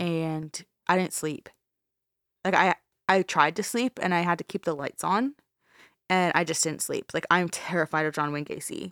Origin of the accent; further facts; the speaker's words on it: Canada; We're Canadian